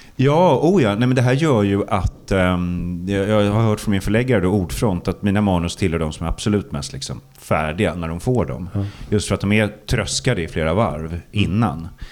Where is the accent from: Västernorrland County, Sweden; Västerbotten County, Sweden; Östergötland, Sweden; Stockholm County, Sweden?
Stockholm County, Sweden; Stockholm; Blackeberg då, förorten där jag växte upp